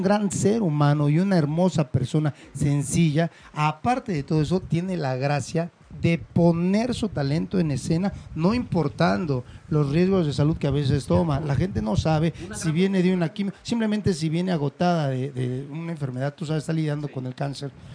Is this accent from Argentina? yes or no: no; Mexico; nací en México y soy mexicano